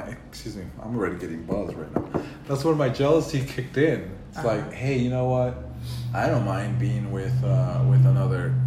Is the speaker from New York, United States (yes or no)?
yes; Westchester County, New York, United States; moved away as an adult; now in California, United States; I was born in New York, and I came out to California about 15 years ago.